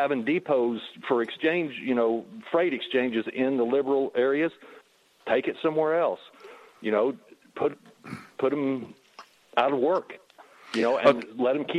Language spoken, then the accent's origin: English; Illinois, United States; also born or lived in Florida; I actually used to be in Florida. I was from Illinois, went to Florida, came to Illinois 20 years ago to be more centrally located for shipping and stuff.